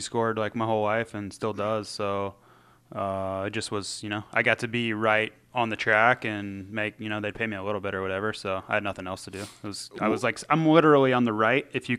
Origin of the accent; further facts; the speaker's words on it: Gainesville, Florida, United States; Well, I grew up in Gainesville, right outside of Gainesville.